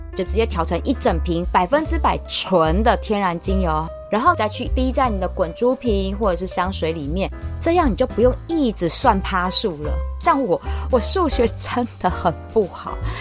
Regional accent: Taiwan; 我们台湾人

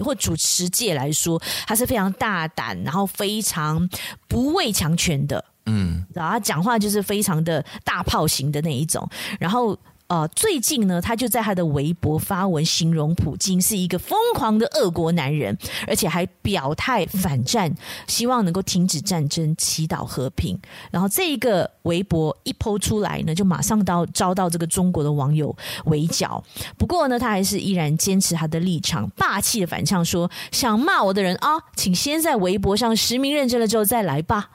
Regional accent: Malaysia; 我们马来西亚人

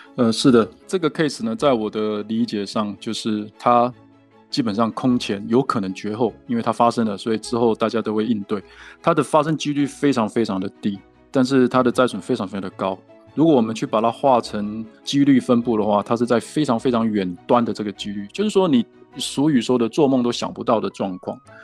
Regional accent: Taiwan; now in Utah, United States; 我是台湾人

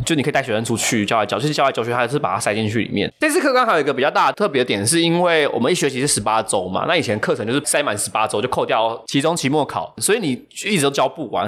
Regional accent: Taiwan; 我们现在就大部分的人都不是住在对岸的人了嘛

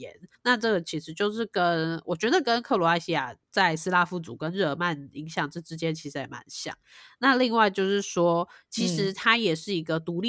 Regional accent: Taiwan; 那正如台湾，我们是呃讲中文的人，但是我们实际上受日本影响

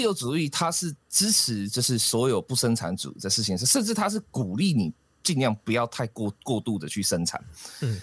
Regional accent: Taiwan; 这个事实上真的才是我们台湾人最大的武器

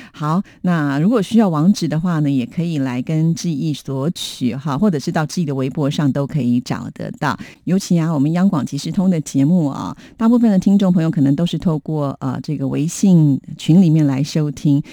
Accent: Taiwan; 我们台湾人的习惯就是在过年的时候一定要吃

